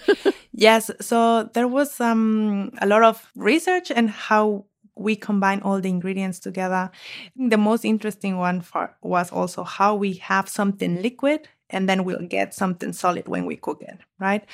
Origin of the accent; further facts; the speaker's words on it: Mexico; moved away as an adult; now in Germany; I'm from Mexico, and in Mexico we eat a lot of eggs